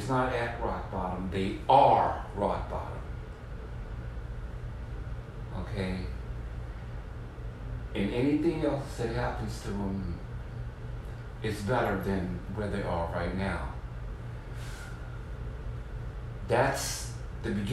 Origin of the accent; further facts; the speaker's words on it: Mississippi Gulf Coast, United States; also born or lived in New Orleans, Louisiana; now in San Francisco, United States; I'm originally from what you would call the land of hurricanes. Okay? I'm from the Mississippi Gulf Coast